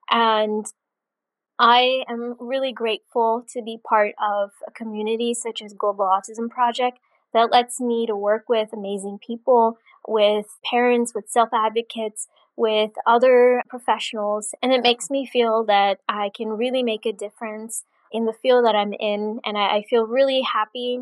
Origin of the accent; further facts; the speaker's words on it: Rockville, Maryland, United States; I'm from Rockville, Maryland